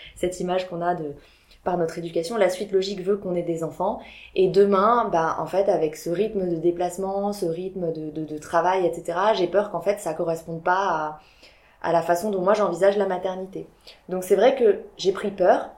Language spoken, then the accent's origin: French; Biarritz, Nouvelle-Aquitaine, France; moved away as an adult; also born or lived in Paris; je venais du sud de la France, je viens de Biarritz, moi, de base